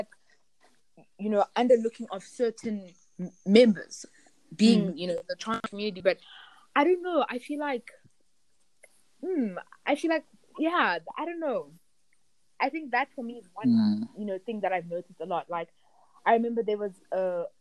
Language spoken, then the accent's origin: English; Zimbabwe; now in South Africa; I'm from Zimbabwe